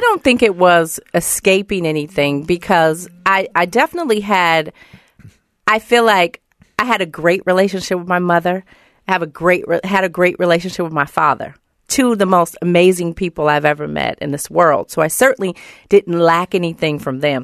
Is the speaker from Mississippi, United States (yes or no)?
no; Oakland, California, United States; I'm from Oakland, California